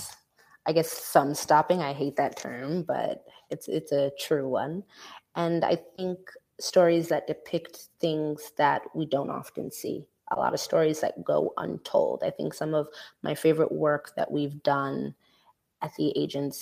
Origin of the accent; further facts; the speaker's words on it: New York City, New York, United States; I'm from Brooklyn, New York, born and raised